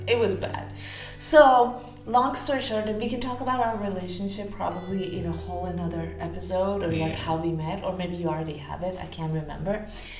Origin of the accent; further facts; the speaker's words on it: Houston, Texas, United States; also born or lived in Tehran, Iran; So I moved to San Francisco from Texas, from Houston, Texas, where I was sort of raised, but not really. I'm originally Persian. I was born in Tehran, but I moved to the States in early teenage years, and I basically went to school in Houston.